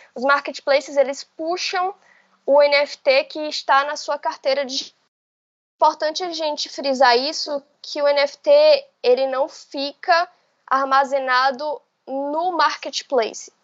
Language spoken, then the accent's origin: Portuguese; Bahia, Brazil; also born or lived in Salvador; Eu, eu sou da Bahia e eu moro em Salvador